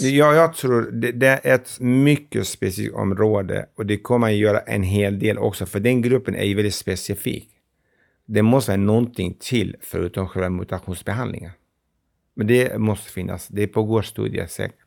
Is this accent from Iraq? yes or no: yes; Iraqi Kurdistan, Kurdistan Region, Iraq; Swedish is a second language; moved away as an adult; also born or lived in Stockholm, Sweden; now in Gävle, Sweden; Jag är från Kurdistan, det irakiska